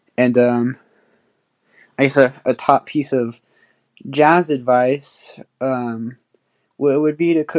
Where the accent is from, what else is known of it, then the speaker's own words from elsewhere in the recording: San Francisco, California, United States; I'm from San Francisco, California.